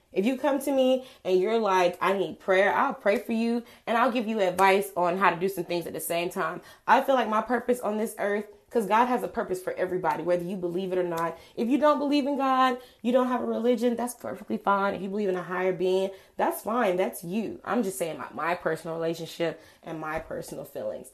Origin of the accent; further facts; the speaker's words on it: Atlanta, Georgia, United States; moved away as an adult; also born or lived in Montgomery, Alabama; I'm from Georgia. I'm from Atlanta, Georgia.